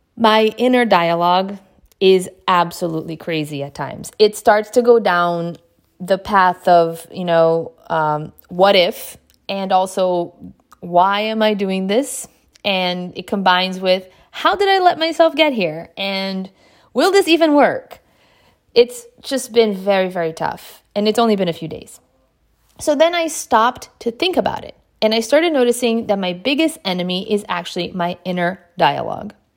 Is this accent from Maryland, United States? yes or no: yes; Bethesda, Maryland, United States; I had the privilege of growing up in the Bethesda Potomac area in Maryland